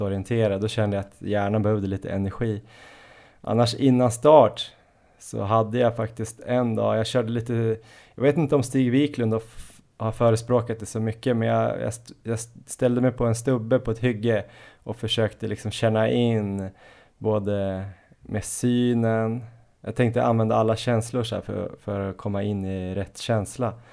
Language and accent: Swedish; Jämtland, Sweden; now in Stockholm, Sweden; vi är ju alla från Jämtland